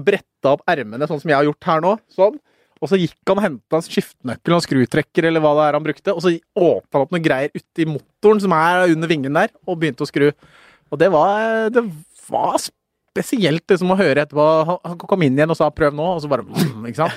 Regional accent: Norway; jeg er født i Norge, men faren min er født på Kapp Verde.

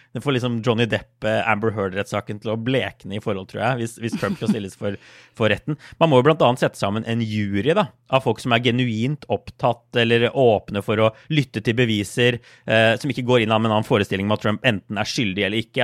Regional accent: Norway; moved away; hjemme i Norge

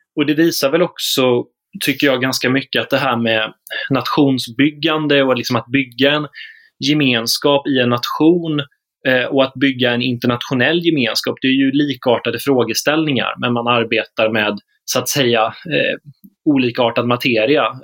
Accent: Småland, Sweden; Jag som smålänning

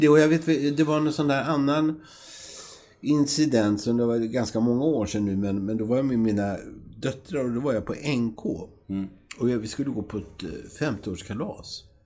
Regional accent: Grisslehamn, Stockholm County, Sweden; moved away; jag kommer från Grisslehamn

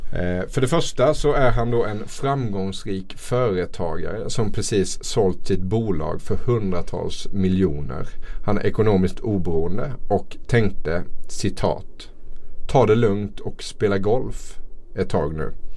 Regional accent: Småland, Sweden; Jag är ju från Småland här

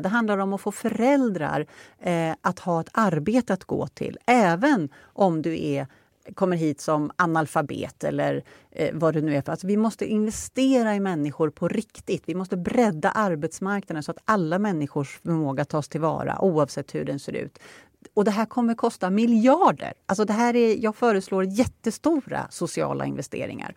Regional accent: Upplands Väsby, Stockholm County, Sweden; now in Norberg, Sweden; Jag är ju från Upplands Väsby.

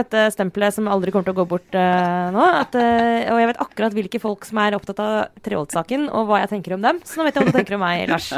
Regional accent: Romerike, Akershus, Norway; moved away; bodde jeg fortsatt eh, hjemme på Romerike

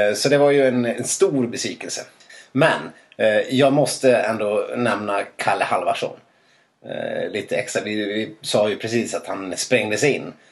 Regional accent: Dalarna County, Sweden; Jag är ju ändå från Dalarna

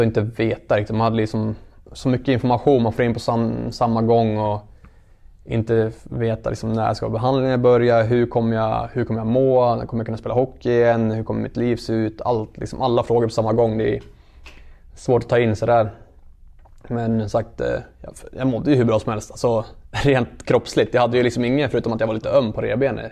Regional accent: Gävle, Gävleborg County, Sweden; Alla vi spelar som är härifrån.

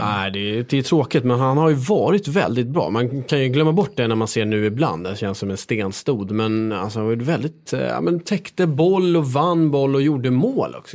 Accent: Stockholm, Stockholm County, Sweden; jag är uppväxt här i Stockholm

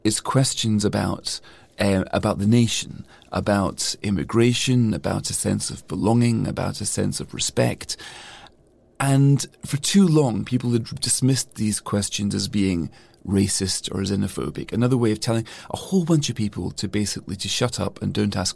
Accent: Scotland, United Kingdom; I'm always been very proud of regarding myself as a European, as well as a Scot, as well as a Brit.

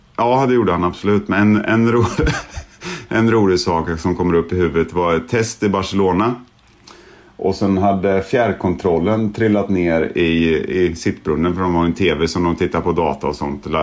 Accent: Sweden; now in England; Som svensk

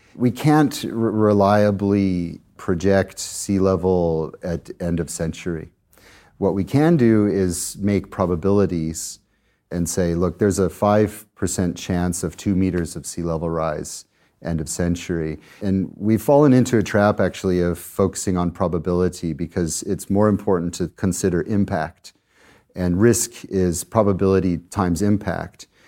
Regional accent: Colorado, United States; my home state of Colorado in the US

